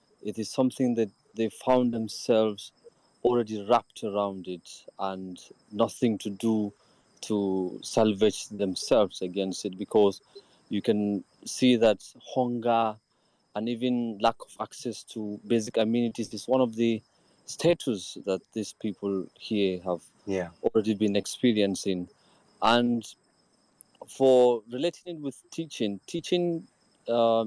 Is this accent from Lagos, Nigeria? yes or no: no; Maiduguri, Borno, Nigeria; from Maiduguri, the capital city of Borno State